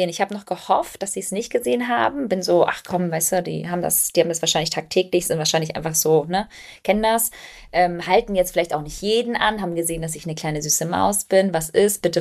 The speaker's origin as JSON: {"language": "German", "country": "Albania", "lives_now": "Germany", "said": "Ich bin Albanerin, meine Mama hat albanische Kinderlieder gesungen."}